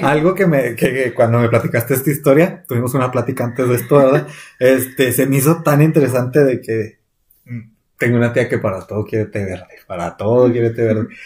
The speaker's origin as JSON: {"language": "Spanish", "region": "Chihuahua", "country": "Mexico", "said": "nosotros somos del estado de Chihuahua. Aquí en el estado se cultiva un chorro la nuez"}